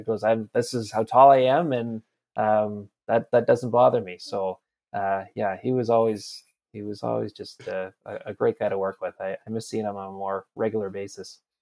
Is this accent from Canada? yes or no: yes; Campbell River, British Columbia, Canada; I'm from Campbell River, B C